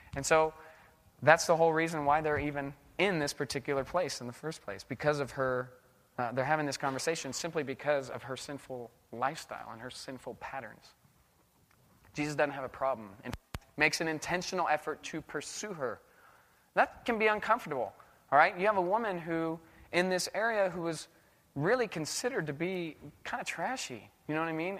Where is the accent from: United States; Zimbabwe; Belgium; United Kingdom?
United States; also born or lived in Indonesia; I'm American.